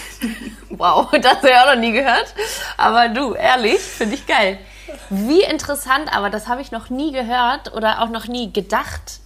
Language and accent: German; Hamburg, Germany; moved away; ich komme aus Hamburg ursprünglich